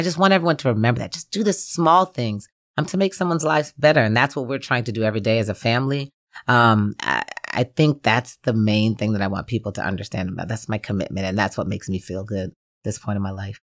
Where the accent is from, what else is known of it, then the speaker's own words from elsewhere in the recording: New Jersey, United States; moved away as an adult; also born or lived in Gainesville, Florida; even though I was raised in New Jersey, Gainesville really is my home.